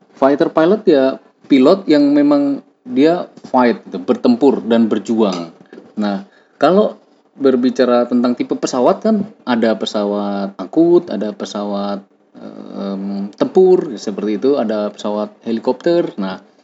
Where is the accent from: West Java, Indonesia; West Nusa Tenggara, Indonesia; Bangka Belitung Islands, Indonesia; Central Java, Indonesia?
Central Java, Indonesia; Semarang; asalnya dari Semarang, suatu kota di Jawa Tengah gitu, tapi Nun jauh di pelosok